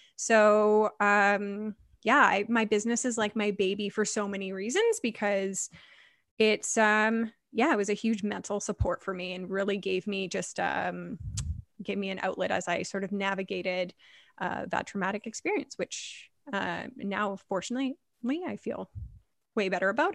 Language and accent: English; Vancouver, British Columbia, Canada; I am born and raised in Vancouver, which is rare